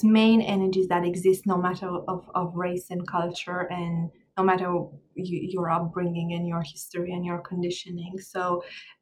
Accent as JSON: {"language": "English", "country": "Romania", "tie": "born or raised there", "also_born_or_lived": "Ireland", "moved": "as an adult", "lives_now": "Jamaica", "said": "I was born in Romania and I grew up in Romania, in Eastern Europe. I left my country in my 30s and I moved to Ireland for a little bit before Jamaica"}